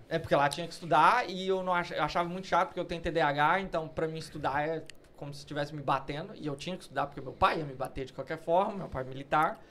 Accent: Uruaçu, Goiás, Brazil; moved away as an adult; also born or lived in Goiânia, Brazil; now in London, United Kingdom; Nasci em Uruaçu, cidade do interior

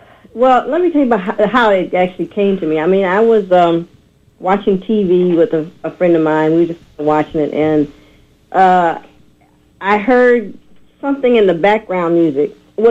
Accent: Chicago, Illinois, United States; now in Los Angeles, United States; Actually, I'm originally from Chicago.

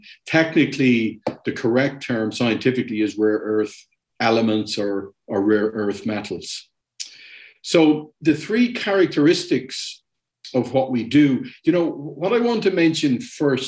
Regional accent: Dublin, Leinster, Ireland; moved away as an adult; also born or lived in Germany / Latin America; I'm from Dublin originally

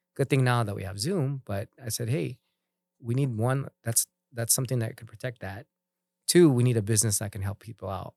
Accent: Philippines; being a Filipino

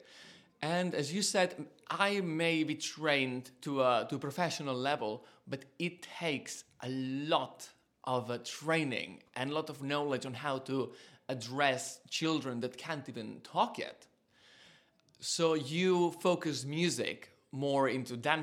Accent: south of Catalonia, Spain; English is a second language; now in United Kingdom; I'm Spanish, and I grew up in the south of Catalonia, very close to Valencia, in a little town that what they grow is just rice and oranges

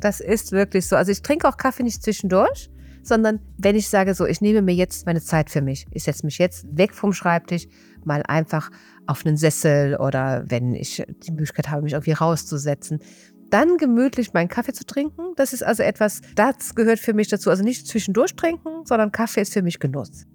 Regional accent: Rhineland, Germany; accent: Rhineland; Ich komme aus dem Rheinland, wie man hört

